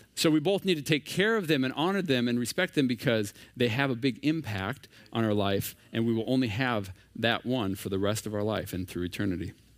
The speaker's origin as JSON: {"language": "English", "region": "Minnesota", "country": "United States", "moved": "as an adult", "lives_now": "San Diego, United States", "said": "We are originally from Minnesota"}